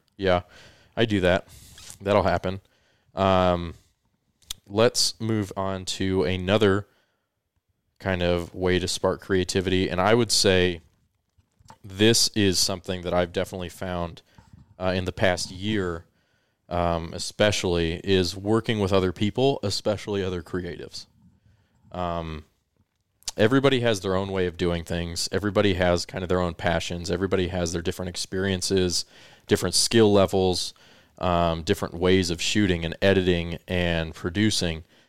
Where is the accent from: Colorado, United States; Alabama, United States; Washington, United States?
Colorado, United States; moved away as an adult; also born or lived in California; for the four years I lived in California after I moved there from growing up in Colorado